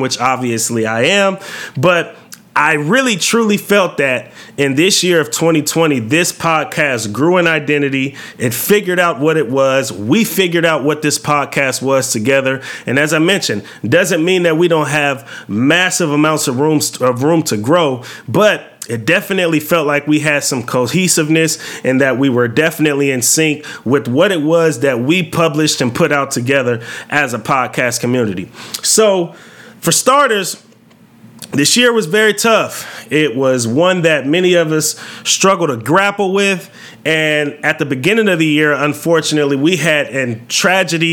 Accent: California, United States; I grew up in California

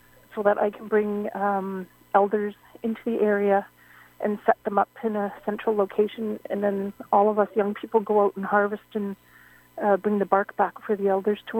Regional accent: Old Masset, British Columbia, Canada; I am Haida from Old Masset

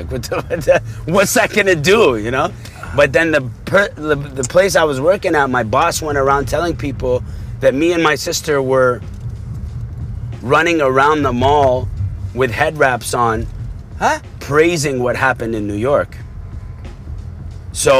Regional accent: Abu Dhabi, United Arab Emirates; also born or lived in Dubai; now in Canada; growing up in Abu Dhabi, you're not told to be political or have a political opinion

